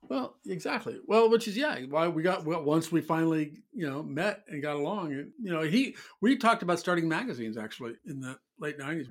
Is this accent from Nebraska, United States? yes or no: yes; Omaha, Nebraska, United States; now in New York City, United States; growing up in Omaha, Nebraska